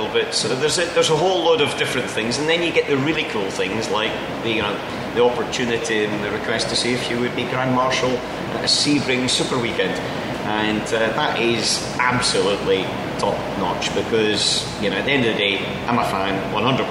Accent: Scotland, United Kingdom; we're all Scottish and we all come from the same place

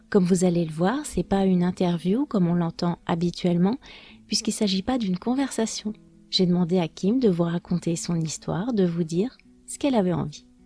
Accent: France; je suis française, prof de français langue étrangère passionnée par les langues

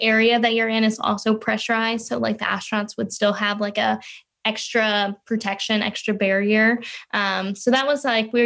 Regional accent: Louisiana, United States; moved away as an adult; now in Florida, United States; I'm originally from Louisiana, but I moved to Florida once I started college

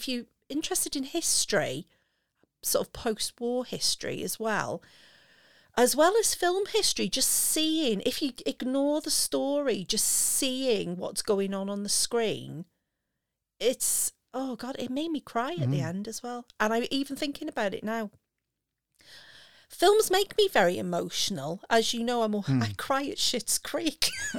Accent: Wales, United Kingdom; me being Welsh.

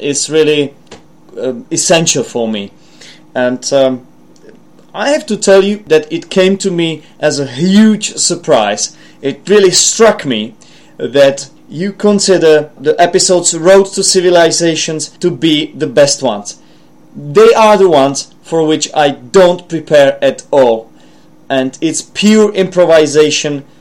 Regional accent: Czechia; accent: Czech; first language Czech; English is a second language; my own accent, which might be influenced by, not might, but it certainly is influenced by my mother tongue, which is a Czech language

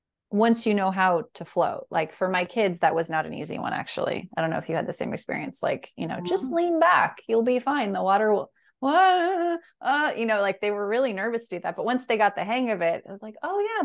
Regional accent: France; That was a vision that it was like my two best friends when I was growing up in France.

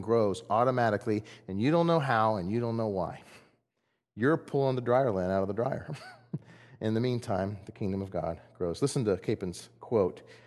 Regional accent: Texas, United States; I'm from Texas. I'm not Greek.

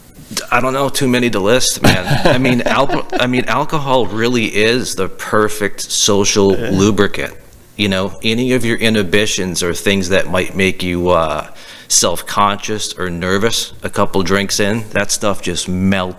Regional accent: Massachusetts, United States; we're from Massachusetts

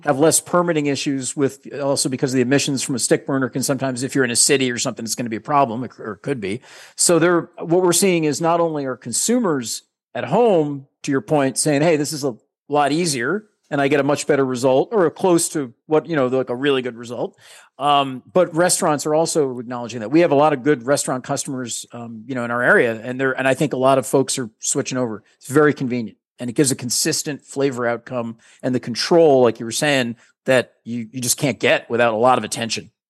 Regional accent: New England, United States; we're from New England

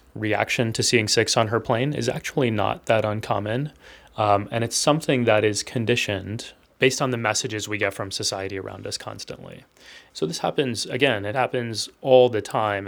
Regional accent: Texas, United States; I was born and raised in Texas

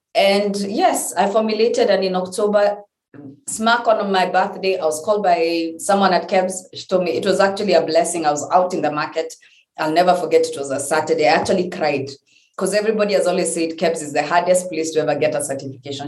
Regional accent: Kenya; I'm being the Kenyan I am

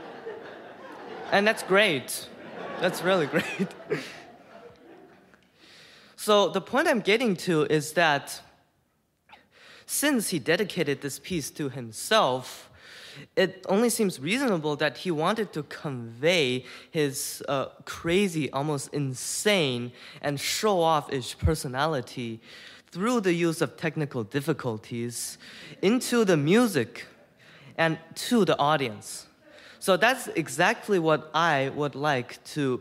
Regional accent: Houston, Texas, United States; I'm 14 years old, and I am from Houston, Texas

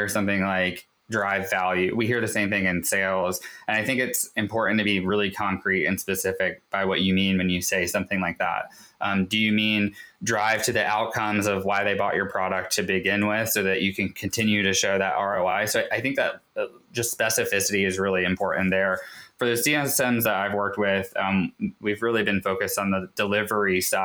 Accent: Raleigh, North Carolina, United States; now in Ashland, United States; I grew up in Raleigh.

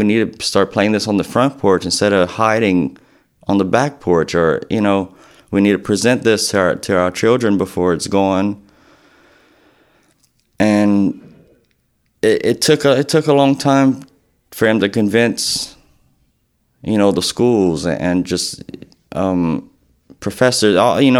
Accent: Eunice, Louisiana, United States; now in Lafayette, United States; I grew up in Eunice, Louisiana, and now live in Lafayette, Louisiana. I was born in 1982. I just turned 33 in July. And I come from a musical family.

